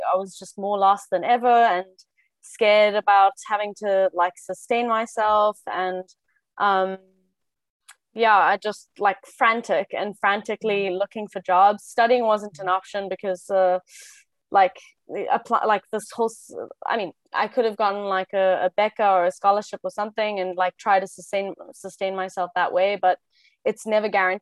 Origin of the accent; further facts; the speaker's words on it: South Africa; now in Brussels, Belgium; I'm South African, but I have Spanish nationality because my mom is Spanish